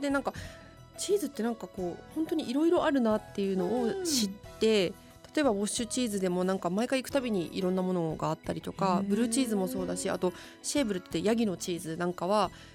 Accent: Tochigi, Japan; moved away; 栃木出身

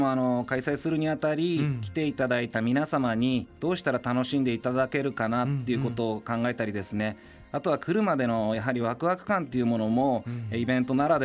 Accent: Utsunomiya, Tochigi, Japan; 私は出身はあの宇都宮市の、はい、えー、南地域になりますね

